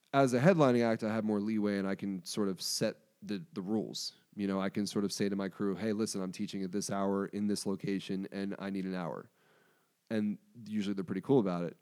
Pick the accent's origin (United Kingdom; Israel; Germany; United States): United States; Pikesville, Maryland; I'm from Pikesville